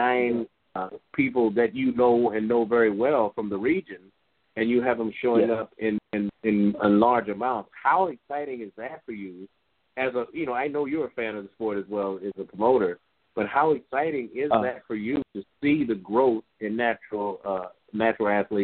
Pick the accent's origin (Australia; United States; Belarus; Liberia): United States; Midwest; I'm from the Midwest